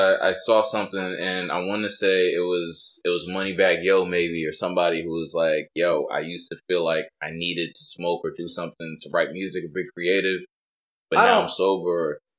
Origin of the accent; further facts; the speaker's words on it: East Coast, United States; So like I'm from the East Coast.